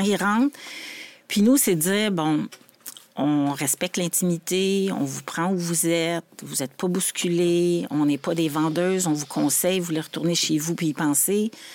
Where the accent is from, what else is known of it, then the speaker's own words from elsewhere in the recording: Laval, Quebec, Canada; also born or lived in Montreal; je suis née à Montréal, j'ai déménagé à Laval vers 5 ans tout fait le primaire, secondaire, collégial